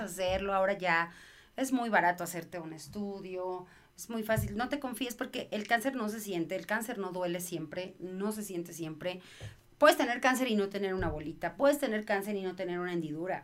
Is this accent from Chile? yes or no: no; Mexico; soy mamá mexicana